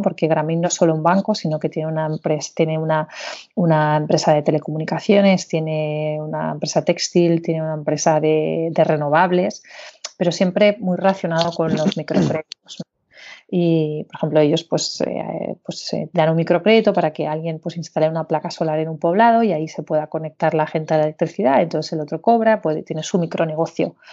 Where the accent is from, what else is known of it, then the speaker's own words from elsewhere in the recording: Barcelona, Catalonia, Spain; moved away as an adult; also born or lived in Beijing; soy de Barcelona, aunque da unas cuantas vueltas